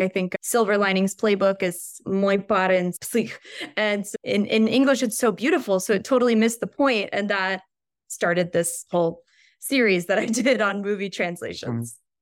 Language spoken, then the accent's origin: English; Richmond, Virginia, United States; moved away as an adult; also born or lived in Kazan; now in Moscow, Russia; I was born and raised in Richmond, Virginia, about two hours south from Washington, D C.